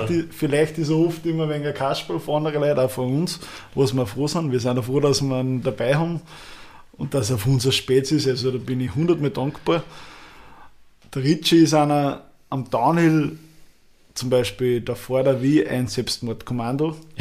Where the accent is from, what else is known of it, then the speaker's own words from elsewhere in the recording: Upper Austria, Austria; bei uns in Oberösterreich